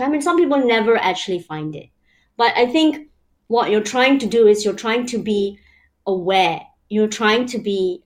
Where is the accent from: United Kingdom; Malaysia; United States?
Malaysia; moved away; I grew up in Malaysia, you know, I've lived around the world